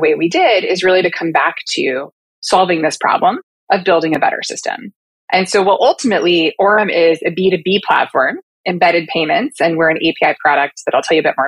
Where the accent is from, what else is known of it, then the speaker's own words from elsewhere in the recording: Portland, Oregon, United States; moved away as an adult; also born or lived in Los Angeles, California / suburbs of New York City; now in New York, United States; I am born and raised in Portland, Oregon